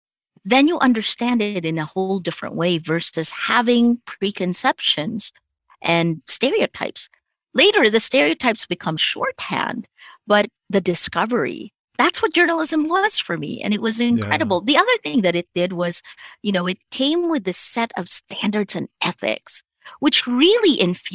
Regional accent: United States; I felt sarcasm was kind of mean growing up in America.

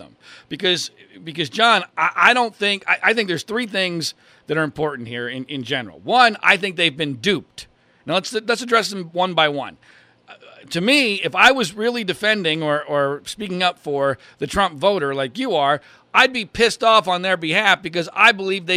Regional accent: Pennsylvania, United States; I grew up in Pennsylvania.

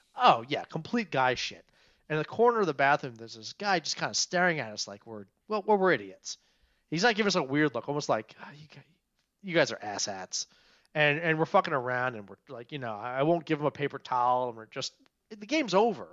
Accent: Montgomery County, Maryland, United States; also born or lived in Frederick, Maryland; I'm a Maryland guy. I grew up in Montgomery County.

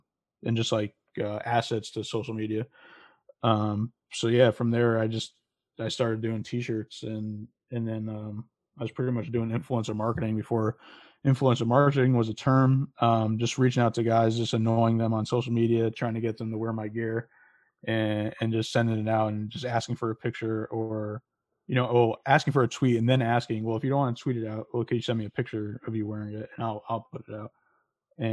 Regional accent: West Haven, Connecticut, United States; Yeah, so I'm from originally from West Haven, Connecticut, born and raised. Then I went to Sacred Heart, as you mentioned. So another Connecticut connection.

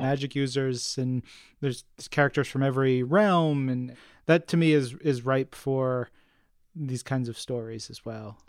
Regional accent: New York, United States; I grew up in New York. I've never lived anywhere else but New York

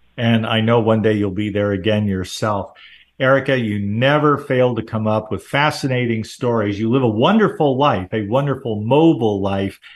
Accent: Southern California, United States; I grew up in Southern California

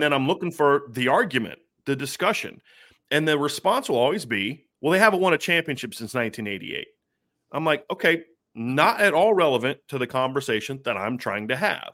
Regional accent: Ohio, United States; I was born and raised in Ohio

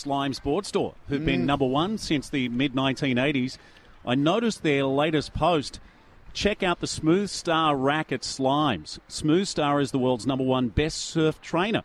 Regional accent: Queensland, Australia; now in Central Coast, Australia; I'm a Queenslander.

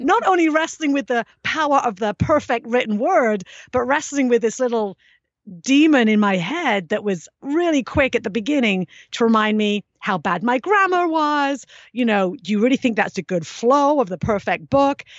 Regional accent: England, United Kingdom; growing up in England

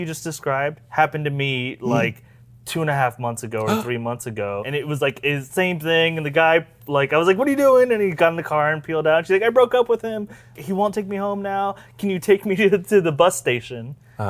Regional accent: Florida, United States; now in Los Angeles, United States; We're from Florida

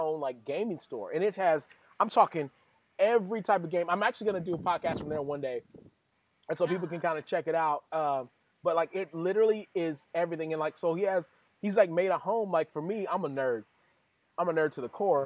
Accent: West Texas, United States; I'm from West Texas.

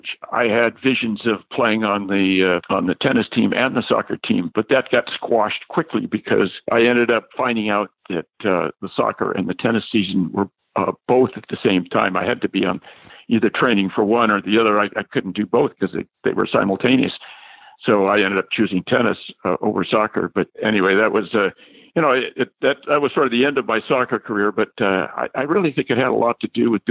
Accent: California, United States; I was from California and I was a tennis player

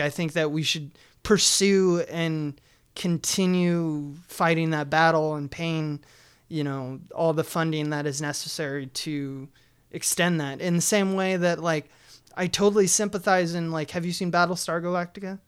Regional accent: United States; as American citizens

